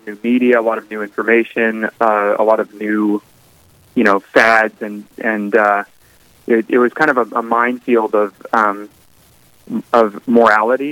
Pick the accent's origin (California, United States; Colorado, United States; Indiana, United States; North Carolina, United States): California, United States; now in Boston, United States; I was born in California, big family, not a Catholic family growing up